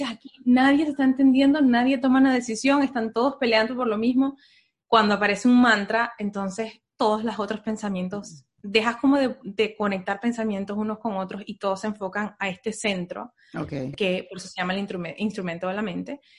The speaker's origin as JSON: {"language": "Spanish", "country": "Venezuela", "lives_now": "United States", "said": "de ahí nos vinimos de Venezuela, nos vinimos a Estados Unidos y aquí entonces fue cuando yo me di el permiso de empezar a considerar otras cosas."}